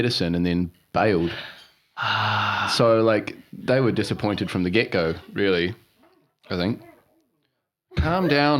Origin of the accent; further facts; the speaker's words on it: Auckland, New Zealand; moved away as an adult; I'm North Islander. I grew up in Auckland.